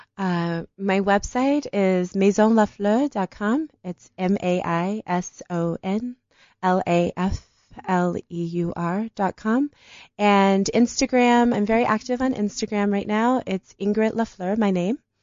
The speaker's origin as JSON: {"language": "English", "town": "Detroit", "region": "Michigan", "country": "United States", "moved": "yes", "lives_now": "Johannesburg, South Africa", "said": "because I'm from Detroit. You know, my city's gonna die."}